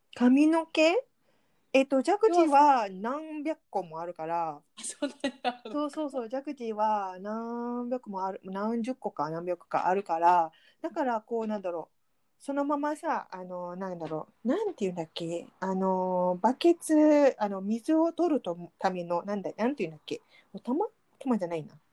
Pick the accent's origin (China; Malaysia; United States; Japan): Malaysia; Japanese is a second language; moved away; マレーシア人としては